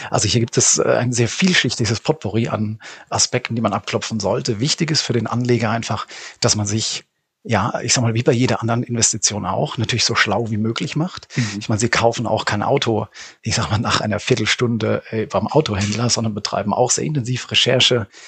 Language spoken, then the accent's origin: German; Rhineland-Palatinate, Germany; ich sag mal, ich selbst bin, bin Pfälzer entsprechend dann irgendwo in Berlin oder in München sich vielleicht äh, zu betätigen